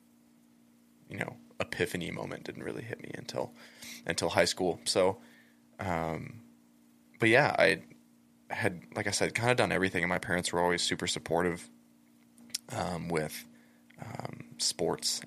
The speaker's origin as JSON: {"language": "English", "town": "Elizabeth", "region": "Colorado", "country": "United States", "tie": "born or raised there", "also_born_or_lived": "Castle Rock, Colorado", "said": "Born and raised in Colorado"}